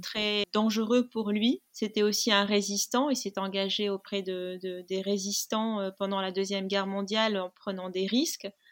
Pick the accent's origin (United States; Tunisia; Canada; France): Tunisia; Tunis; moved away; also born or lived in Algiers, Algeria; j'ai grandi dans une, euh, une famille tunisienne